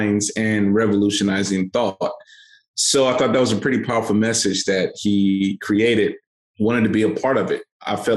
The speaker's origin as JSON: {"language": "English", "town": "St. Louis", "region": "Missouri", "country": "United States", "tie": "born or raised there", "said": "So I come from St. Louis, Missouri. I grew up in children's homes"}